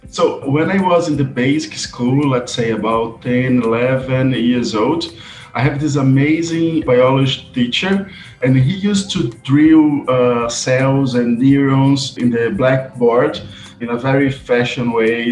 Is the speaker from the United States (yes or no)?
no; Brazil; English is a second language; also born or lived in Bristol; I was born in Brazil, but I'm actually a uh, mixed race African Brazilian since my father is Egyptian